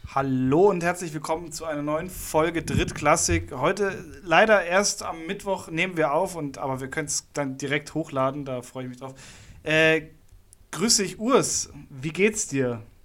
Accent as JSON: {"language": "German", "town": "Munich", "region": "Bavaria", "country": "Germany", "said": "als Münchner, als Münchner Hipster"}